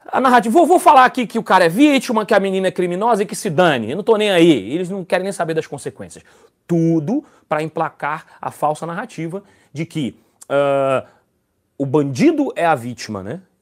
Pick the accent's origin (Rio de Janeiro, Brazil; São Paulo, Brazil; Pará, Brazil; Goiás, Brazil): Rio de Janeiro, Brazil; now in Vila Velha, Brazil; Eu sou carioca, é, natural Rio de Janeiro, lá, carioca da Gema. Nasci no Rio de Janeiro, mas já estou morando há oito anos aqui no Espírito Santo. Moro na cidade de Vila Velha.